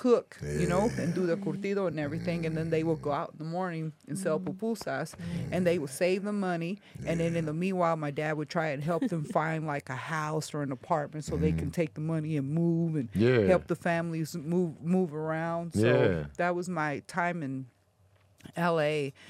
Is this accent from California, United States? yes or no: yes; La Puente, California, United States; And then growing up in La Puente wasn't fun